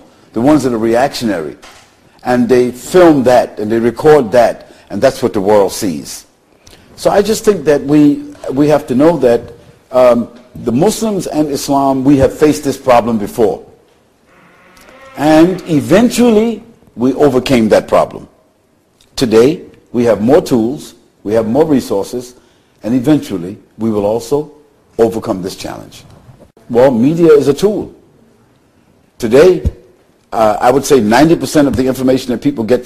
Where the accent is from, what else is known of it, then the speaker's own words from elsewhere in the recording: United States; as an American